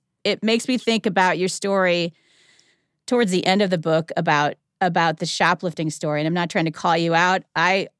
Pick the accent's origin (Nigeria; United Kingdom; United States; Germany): United States; outside of Cleveland, Ohio; moved away as an adult; also born or lived in the South (college); I grew up outside of Cleveland, Ohio